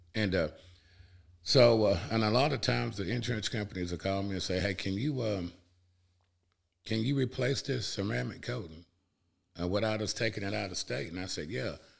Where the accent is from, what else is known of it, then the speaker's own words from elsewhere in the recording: Cullman, Alabama, United States; also born or lived in Hayden, Alabama; I'm originally from Cullman, Alabama